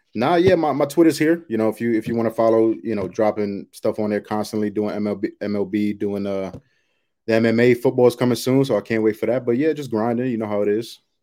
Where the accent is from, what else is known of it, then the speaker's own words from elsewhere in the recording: New York, United States; now in Roswell, United States; I'm originally from New York, but I, I live near Atlanta right now